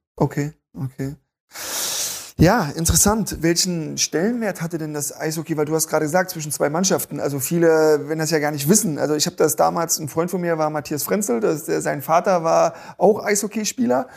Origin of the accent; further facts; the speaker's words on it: East Germany, Germany; Ich komme selber aus dem Osten